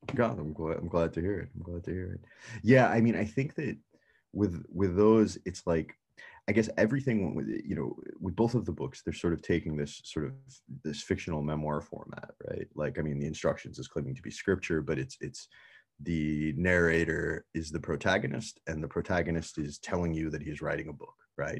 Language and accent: English; United States; born or raised there